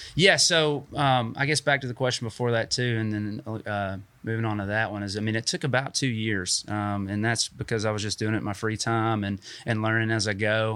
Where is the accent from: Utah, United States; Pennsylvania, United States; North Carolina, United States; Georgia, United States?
Georgia, United States; Dalton; moved away as an adult; also born or lived in Chattanooga; now in Huntsville, United States; I grew up in North Georgia and, um, in Dalton